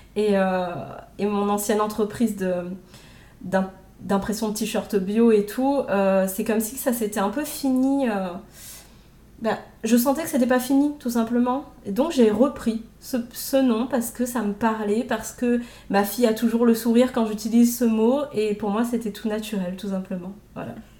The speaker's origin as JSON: {"language": "French", "country": "Réunion", "tie": "born or raised there", "also_born_or_lived": "Metropolitan France", "moved": "as an adult", "lives_now": "France", "said": "J'étais à l'île de la Réunion jusqu'à mes 26 ans, puisque je suis réunionnaise. Et ça fait 10 ans que je suis en métropole."}